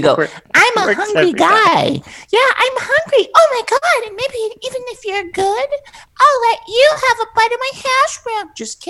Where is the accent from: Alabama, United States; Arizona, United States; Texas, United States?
Alabama, United States; now in California, United States; when we grew up in Alabama